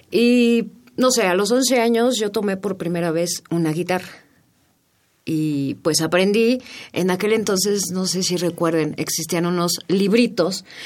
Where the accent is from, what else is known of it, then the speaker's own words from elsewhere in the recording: Mexico City, Mexico; nacida en la Ciudad de México.